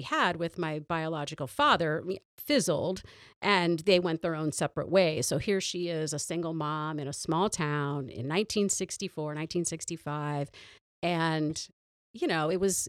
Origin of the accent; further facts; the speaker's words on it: Toledo, Ohio, United States; born there; No. I was born in Toledo.